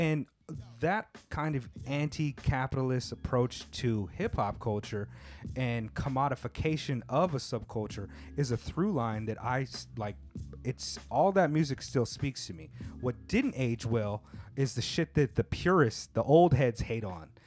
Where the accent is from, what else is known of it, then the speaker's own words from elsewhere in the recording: United States; moved away as an adult; now in Tokyo, Japan; growing up in the States